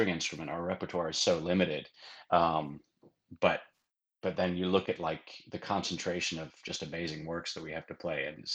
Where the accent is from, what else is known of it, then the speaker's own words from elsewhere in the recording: Sheffield, Yorkshire and the Humber, United Kingdom; also born or lived in Cincinnati, Ohio; now in Austin, United States; I was born in England, in Sheffield, England, and started doing various musical things at quite an early age